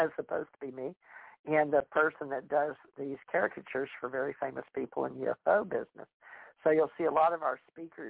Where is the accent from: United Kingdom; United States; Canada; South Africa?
United States; Louisiana; my grandsons were born in the Carolinas, but I was born in Louisiana